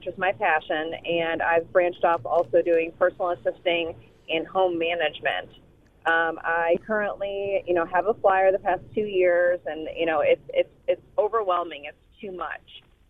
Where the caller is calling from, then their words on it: Dallas, Texas, United States; Hi there. … from Dallas